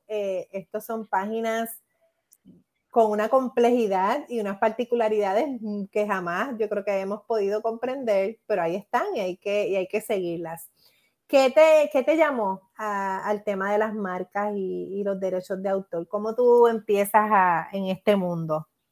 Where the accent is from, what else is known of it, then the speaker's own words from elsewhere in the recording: Puerto Rico; mi experiencia como puertorriqueña